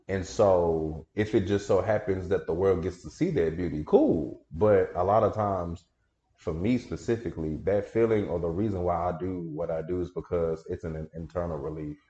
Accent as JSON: {"language": "English", "town": "Dallas", "region": "Texas", "country": "United States", "tie": "born or raised there", "also_born_or_lived": "Prairie View, Texas", "moved": "as an adult", "lives_now": "Houston, United States", "said": "I grew up in Dallas, the Oak Cliff area"}